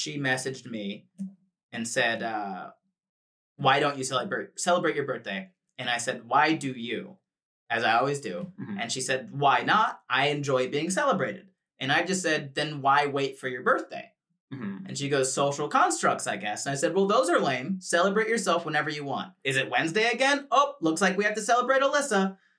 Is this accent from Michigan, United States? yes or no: no; Florida, United States; moved away as an adult; now in Los Angeles, United States; I moved from Florida to Los Angeles, California, across the country. First time ever living outside of the state of Florida.